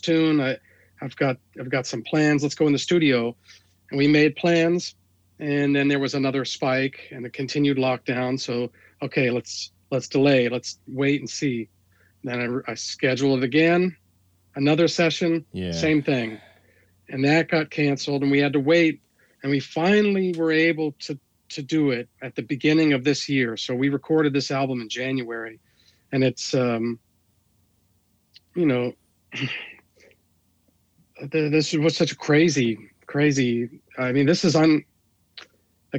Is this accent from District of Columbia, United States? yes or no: yes; Washington, District of Columbia, United States; moved away